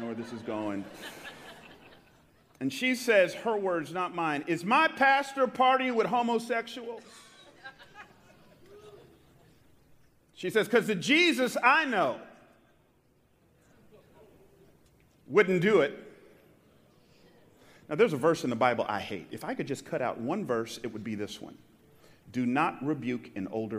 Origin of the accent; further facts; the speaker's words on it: Atlanta, Georgia, United States; now in San Jose, United States; I grew up in Atlanta in the 70s and 80s